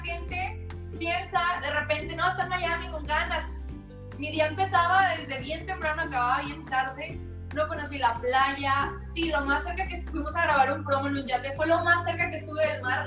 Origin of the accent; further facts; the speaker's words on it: Monterrey, Nuevo León, Mexico; soy la única de Monterrey, de México